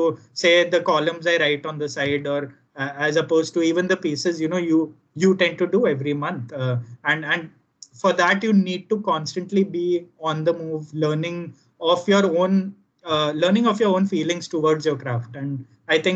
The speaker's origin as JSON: {"language": "English", "region": "Gujarat", "country": "India", "tie": "born or raised there", "said": "kids growing up in Gujarat"}